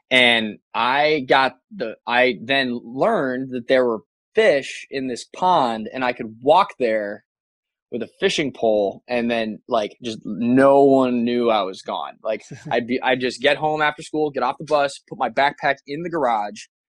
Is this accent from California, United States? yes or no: no; Pataskala, Ohio, United States; also born or lived in Colorado Springs, Colorado; I was born in Columbus. Okay, my dad was a graduate school at Ohio State. My mom was working at Bank One downtown Columbus, and I was born here, and we lived in Pataskala